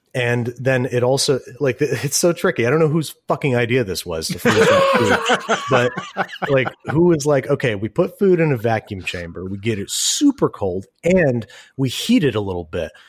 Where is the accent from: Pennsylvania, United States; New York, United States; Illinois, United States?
New York, United States; Rochester; I'm from Rochester, New York.